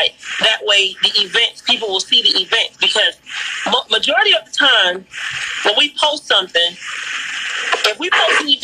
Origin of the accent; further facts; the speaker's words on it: Pompano Beach, Florida, United States; moved away; Miami, my hometown, Pocono Beach, Florida